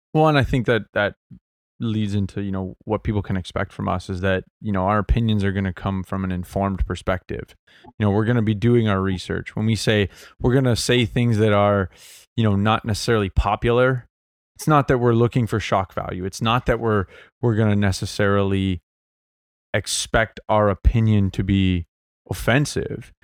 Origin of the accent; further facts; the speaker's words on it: Mississauga, Ontario, Canada; I grew up in Mississauga, so Saga City